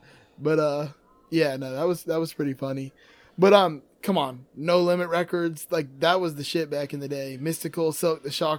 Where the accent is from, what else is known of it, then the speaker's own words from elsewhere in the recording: Miami, Florida, United States; I grew up in Miami